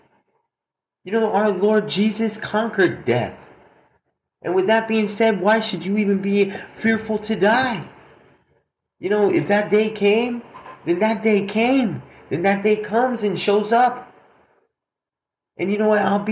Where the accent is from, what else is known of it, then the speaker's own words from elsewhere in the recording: Albuquerque, New Mexico, United States; Albuquerque, New Mexico, my hometown